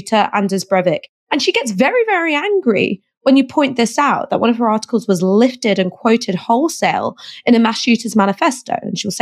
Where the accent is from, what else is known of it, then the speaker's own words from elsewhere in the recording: United Kingdom; I'm British. It doesn't matter that my grandmother came here in 1953, 1954. I'm British